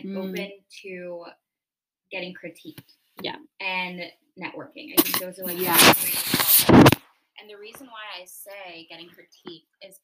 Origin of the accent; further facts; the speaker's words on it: New York, United States; moved away as an adult; now in Philadelphia, United States; I'm from New York originally. I moved here back when the pandemic happened